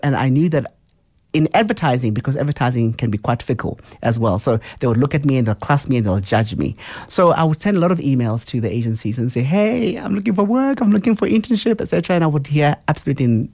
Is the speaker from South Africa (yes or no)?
yes; Soweto, Gauteng, South Africa; I grew up in Soweto, in Tshawela.